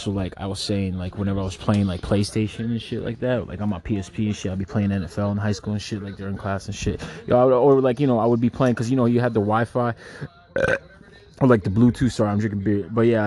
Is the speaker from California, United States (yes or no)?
no; Brooklyn, New York, United States; I'm from Brooklyn, so I like... What are the Brooklyn teams?